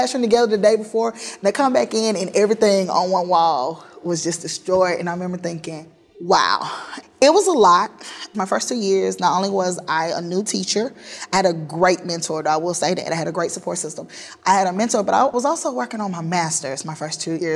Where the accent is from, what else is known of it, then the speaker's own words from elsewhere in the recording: Forest, Mississippi, United States; I left my hometown of Forest, Mississippi in 2000